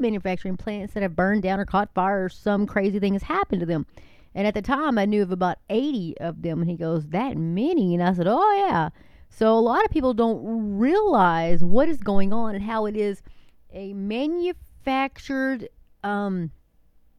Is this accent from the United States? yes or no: yes; Texas, United States; I am a Texan, and yes, we love our guns, and we love our pickup trucks.